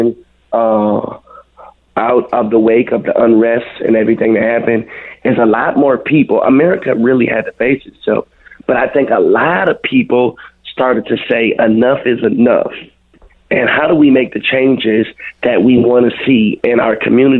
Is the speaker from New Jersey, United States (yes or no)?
no; Minneapolis, Minnesota, United States; I grew up on 26th and Cedar. So I spent a lot of my time growing up in Little Earth.